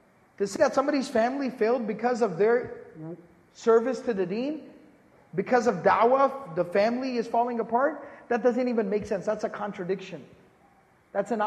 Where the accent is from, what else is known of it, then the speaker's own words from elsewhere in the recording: Dallas, Texas, United States; moved away; I was born and raised in Dallas, Texas